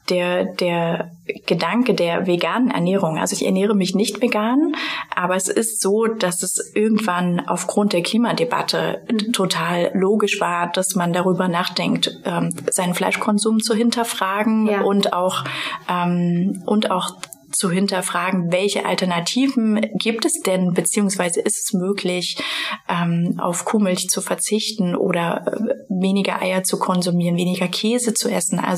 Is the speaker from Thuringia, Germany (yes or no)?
yes; Thuringia, Germany; moved away; also born or lived in Potsdam; ich komme gebürtig aus Thüringen, ich bin quasi mit der Bratwurst